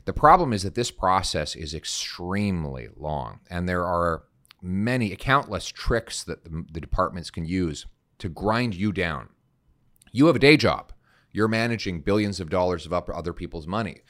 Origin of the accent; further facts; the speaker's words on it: Calgary, Alberta, Canada; my dad is a French Canadian from Saskatchewan, and I grew up in Calgary.